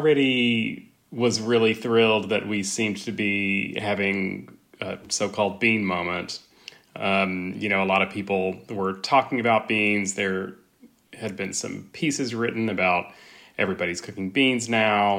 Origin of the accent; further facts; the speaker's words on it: West Texas, United States; also born or lived in Austin, Texas; I grew up in West Texas